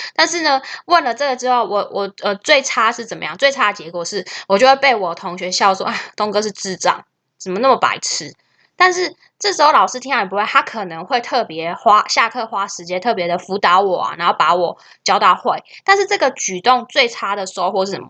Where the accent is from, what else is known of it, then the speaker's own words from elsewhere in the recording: Taiwan; 我们台湾人